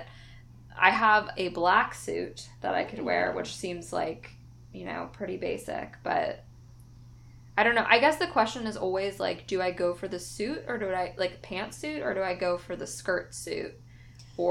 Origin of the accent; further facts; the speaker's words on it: California, United States; I'm from California